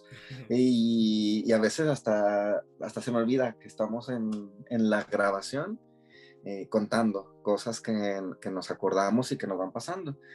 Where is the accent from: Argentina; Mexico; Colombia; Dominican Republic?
Mexico; now in England; Somos mexicanos viviendo en Inglaterra